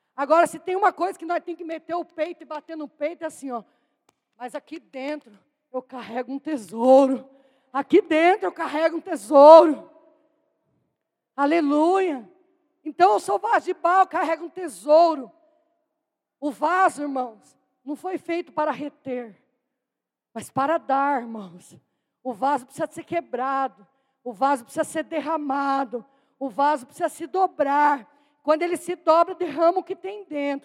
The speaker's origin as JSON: {"language": "Portuguese", "town": "Itu", "region": "São Paulo", "country": "Brazil", "said": "eu sou da cidade de Tu, pertence à Diocese de Jundiaí"}